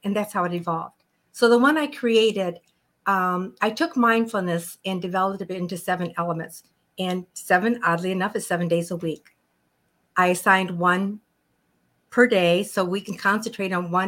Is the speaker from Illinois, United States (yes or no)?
yes; Chicago, Illinois, United States; moved away as an adult; now in Phoenix, United States; I'm from Chicago